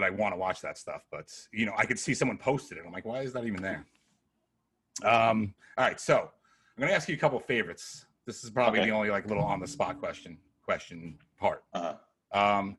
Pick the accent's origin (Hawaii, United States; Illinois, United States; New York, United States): New York, United States; also born or lived in Connecticut; I'm all about New York, Little Vincent's over here and shit like that. You know, I guess that's what you grow up